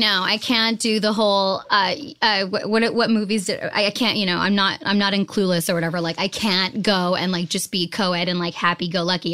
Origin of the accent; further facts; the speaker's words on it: Boston, Massachusetts, United States; also born or lived in New Jersey; I was raised in Boston, Massachusetts.